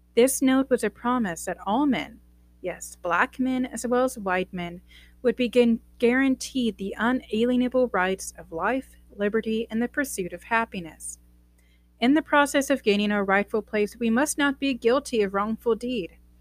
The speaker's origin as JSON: {"language": "English", "country": "United States", "said": "I'm American, a true American"}